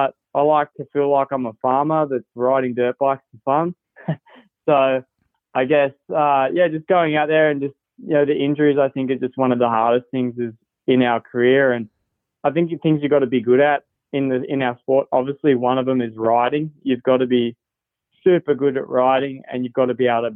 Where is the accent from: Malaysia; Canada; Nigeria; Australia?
Australia; now in United States; being an Aussie